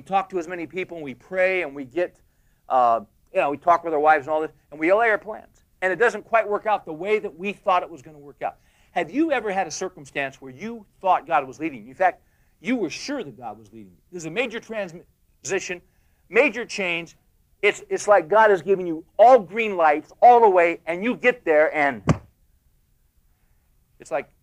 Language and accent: English; United States; we're American men